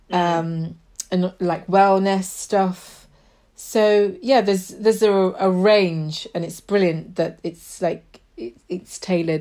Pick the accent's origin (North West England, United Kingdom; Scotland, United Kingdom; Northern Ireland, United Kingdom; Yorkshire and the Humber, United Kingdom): Yorkshire and the Humber, United Kingdom; moved away as an adult; now in London, United Kingdom; I moved to London because I grew up in Yorkshire